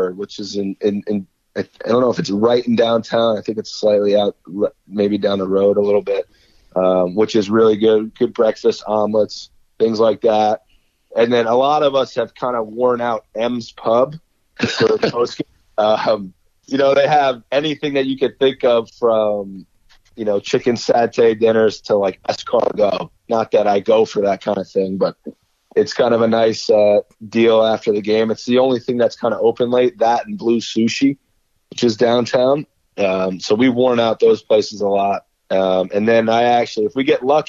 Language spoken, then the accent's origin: English; New Jersey, United States; I'm from Central Jersey.